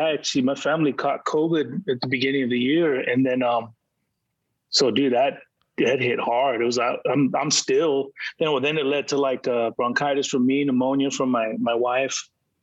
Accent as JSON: {"language": "English", "town": "San Diego", "region": "California", "country": "United States", "said": "So, you know, we're from San Diego."}